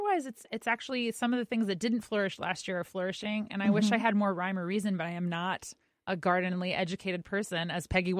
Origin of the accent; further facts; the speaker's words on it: Maine, United States; moved away; I'm from Maine originally